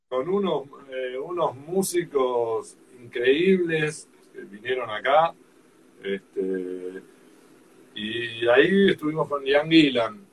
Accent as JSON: {"language": "Spanish", "country": "Argentina", "said": "Como somos los argentinos"}